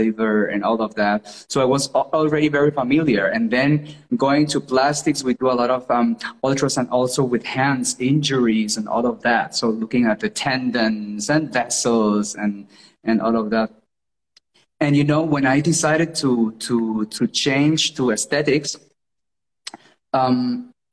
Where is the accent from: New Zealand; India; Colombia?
Colombia; English is a second language; moved away as an adult; now in Germany; my hometown. I'm from Colombia.